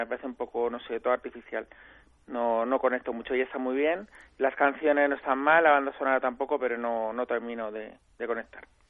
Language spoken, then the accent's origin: Spanish; Madrid, Community of Madrid, Spain; yo que soy de Madrid